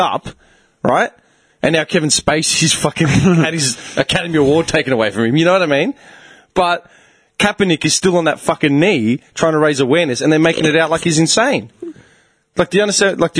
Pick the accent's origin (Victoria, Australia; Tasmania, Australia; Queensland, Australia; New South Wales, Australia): Victoria, Australia; Clayton; I grew up in Clayton